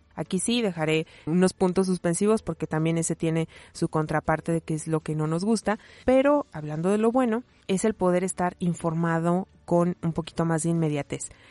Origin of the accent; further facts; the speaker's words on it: Mexico; como mexicanos, como latinoamericanos, particularmente como mexicanos